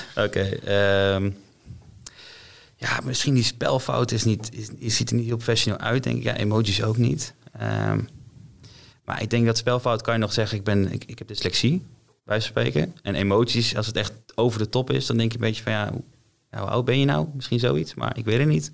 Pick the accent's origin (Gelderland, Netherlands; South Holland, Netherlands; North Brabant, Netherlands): Gelderland, Netherlands; Apeldoorn; Ik kom uit Apeldoorn